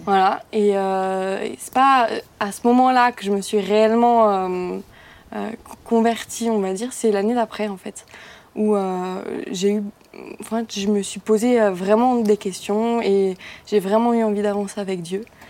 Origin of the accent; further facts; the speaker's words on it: near Mulhouse, Grand Est, France; je viens de côté de Mulhouse